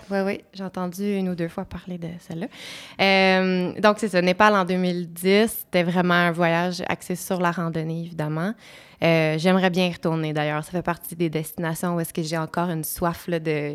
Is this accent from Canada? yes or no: yes; Montreal, Quebec, Canada; Je suis née à Montréal, je suis une urbaine euh, dans toute euh, ma, ma, ma, constitution